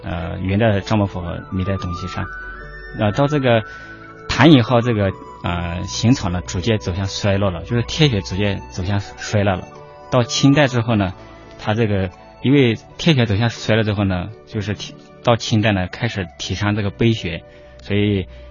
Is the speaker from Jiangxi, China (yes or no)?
no; Liangshan Yi Autonomous Prefecture, Sichuan, China; first language Yi; Chinese is a second language; moved away; 我是来自四川大凉山彝族自治州